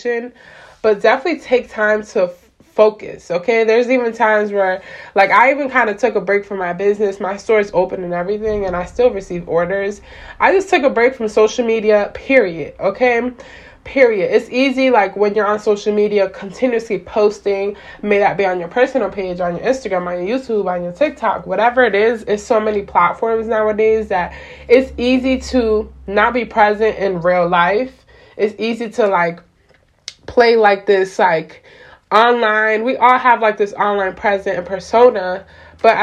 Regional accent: Florida, United States; now in Pennsylvania, United States; I am originally from Florida

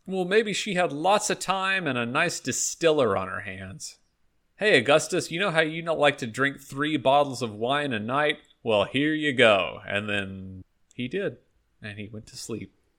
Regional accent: Texas, United States; I am from Texas

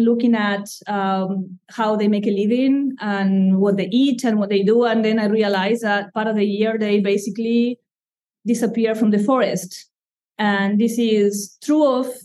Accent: Argentina; English is a second language; moved away as an adult; now in Durham, United States; I come from Argentina, and I have been in the U.S. for more than 20 years, yet the accent has stayed with me.

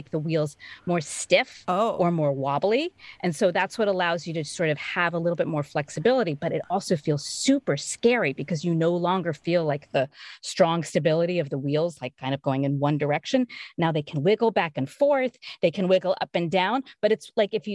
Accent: Pittsburgh, Pennsylvania, United States; also born or lived in Richmond, Virginia; now in Hingham, United States; I grew up in Pittsburgh, Pennsylvania

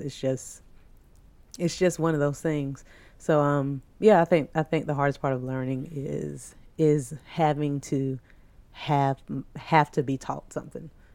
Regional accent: the South, United States; we are from the South

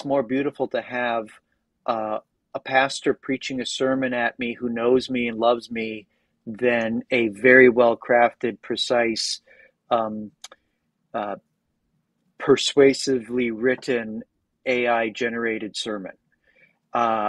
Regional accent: United States; I'm obviously American

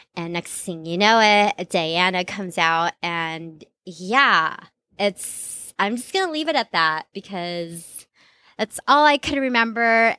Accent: Philippines; moved away; growing up in the Philippines

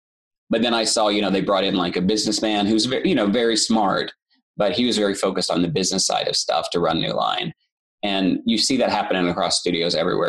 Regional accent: Eastern Kentucky, United States; moved away; also born or lived in New York; I grew up in Eastern Kentucky, so I was like this hillbilly in Eastern Kentucky.

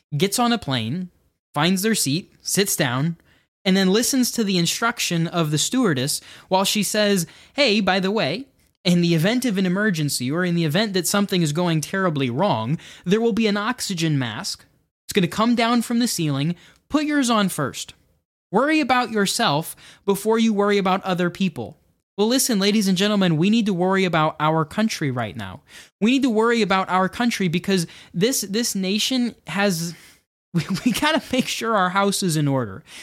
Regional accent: United States

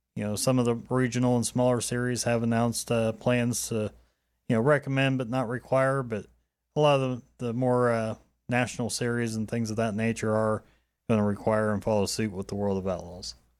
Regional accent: Dayton, Ohio, United States; So I grew up around Dayton, Ohio.

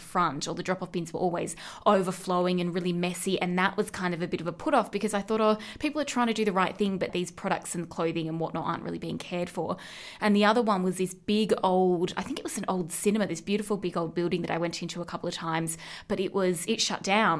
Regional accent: Central West, New South Wales, Australia; moved away; where I grew up in the Central West

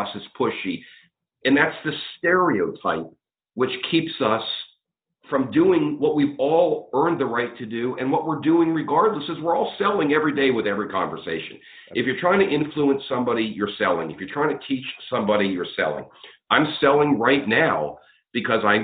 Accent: outside of Pittsburgh, Pennsylvania, United States; I grew up outside of Pittsburgh

